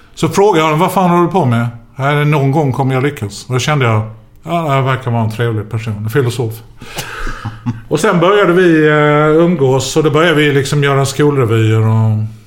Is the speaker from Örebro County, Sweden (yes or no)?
no; Skåne, Sweden; vi är från Skåne!